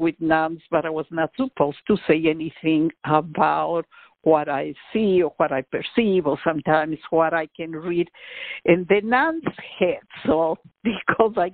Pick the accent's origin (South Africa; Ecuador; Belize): Ecuador; Quito, Pichincha; also born or lived in Austin, Texas; now in Houston, United States; as you mentioned, I was born in Quito, Ecuador.